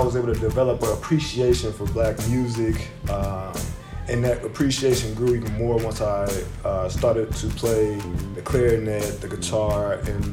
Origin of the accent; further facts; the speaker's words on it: Chicago, Illinois, United States; the everyday pressures that we were facing growing up in Chicago